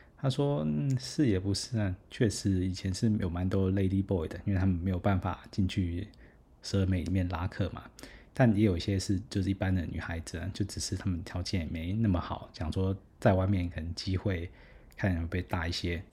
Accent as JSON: {"language": "Chinese", "country": "Taiwan", "said": "后来猜来猜是台湾，我说，哎，bingo"}